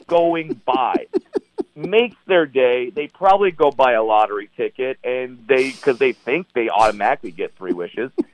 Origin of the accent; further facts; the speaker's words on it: Orange County, California, United States; I'm from Orange County, California